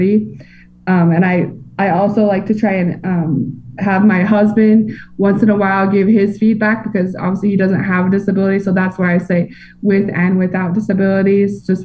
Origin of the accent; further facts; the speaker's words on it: Salt Lake City, Utah, United States; I'm from Salt Lake City, Utah, and we have a lot of national park, like great national parks here